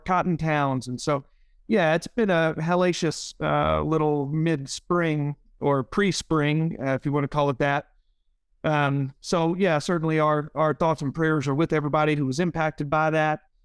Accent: Leland, Mississippi, United States; my hometown of Leland

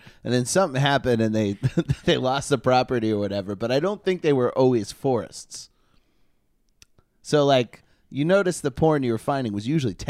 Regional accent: Maine, United States; also born or lived in Georgia; well, where I grew up in Maine and Georgia, both places.

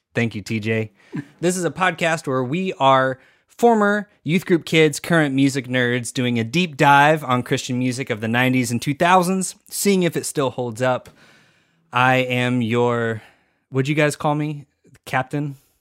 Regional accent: Texas, United States; we're all from Texas. So I, I don't say the T.

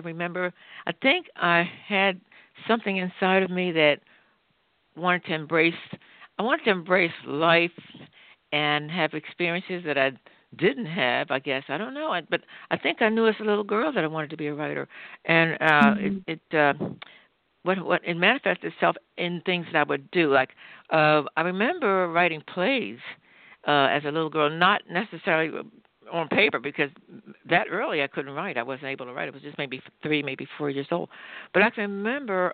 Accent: Philadelphia, Pennsylvania, United States; I was brought up in Philadelphia, in the working class section of Philadelphia called the Bottom

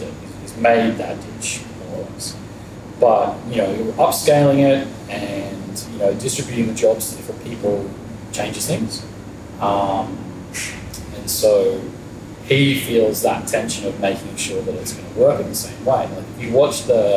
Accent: Byron Bay, New South Wales, Australia; moved away as an adult; also born or lived in Brisbane / Copenhagen; I grew up in Byron.

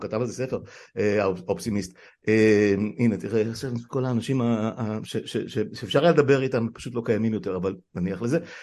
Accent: Israel; אני נולדתי פה בארץ

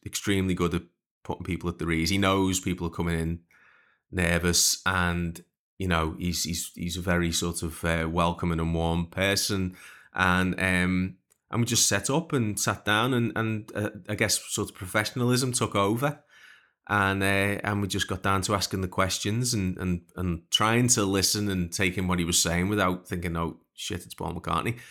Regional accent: Liverpool, North West England, United Kingdom; growing up in Liverpool

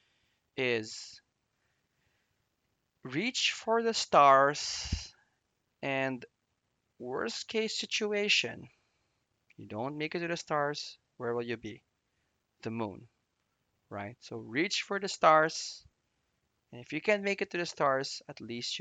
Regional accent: Philippines; I grew up in the Philippines

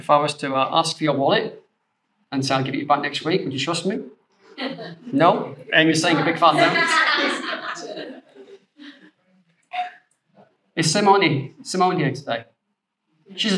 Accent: the north of England, United Kingdom; being a Northerner, we're very trustworthy people

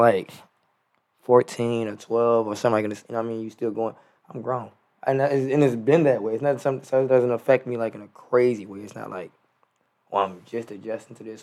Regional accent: Prince George's County, Maryland, United States; also born or lived in Washington, D.C.; I was born in Washington D.C., uh, raised in Prince George's County, Maryland

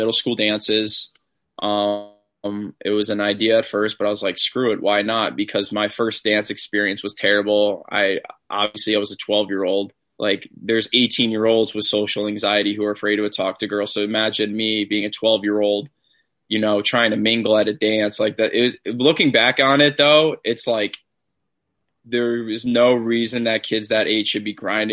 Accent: Granby, Connecticut, United States; also born or lived in Port Chester, New York / Rye, New York / New Britain, Connecticut; I mainly grew up in Granby, Connecticut since I was 8 years old

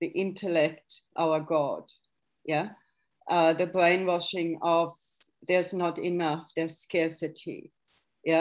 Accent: Germany; moved away; growing up in West Germany

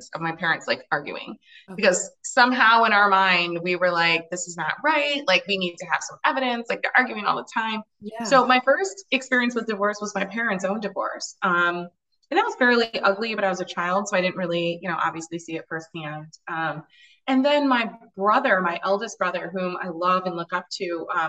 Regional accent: Ann Arbor, Michigan, United States; I grew up in the Midwest in Ann Arbor

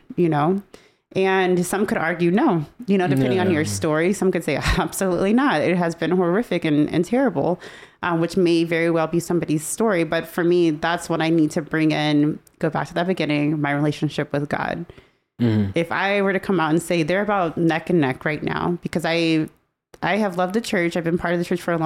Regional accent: United States; I'm a part of the United States

